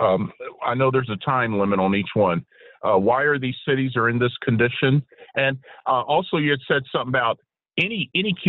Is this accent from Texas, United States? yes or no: yes; Texas, United States; now in Washington, D.C., United States; my home state of Texas